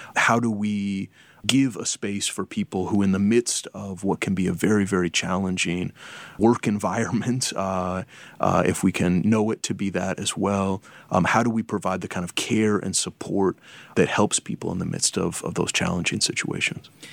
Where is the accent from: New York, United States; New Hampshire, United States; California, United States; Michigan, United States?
California, United States; Berkeley; I was um, raised in Berkeley, California